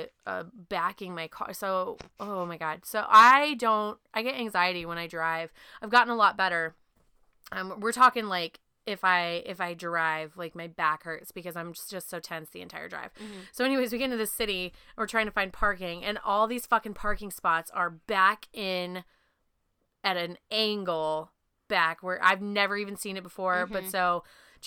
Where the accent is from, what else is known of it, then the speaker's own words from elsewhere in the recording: Pacific Northwest, United States; I'm from the Pacific Northwest